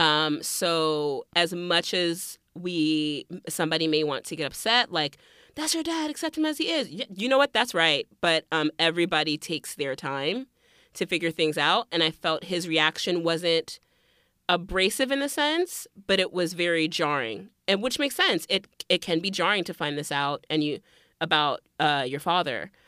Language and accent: English; Miami, Florida, United States; moved away; also born or lived in North Carolina / Liberia (family); I grew up in Miami and then we moved to North Carolina and then I went back to school in Miami.